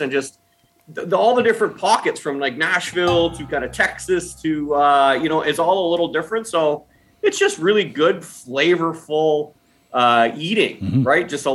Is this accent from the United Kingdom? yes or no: no; Guelph, Ontario, Canada; now in Toronto, Canada; I grew up in a town called Guelph, Ontario.